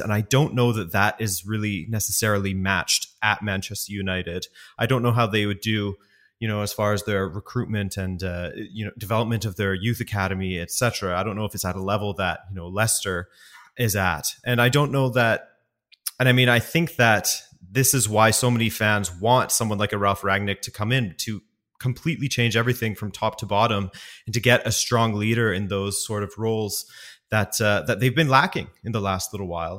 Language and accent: English; West Coast, Canada; moved away as an adult; also born or lived in Montreal, Canada; now in Europe; I am from the West Coast originally.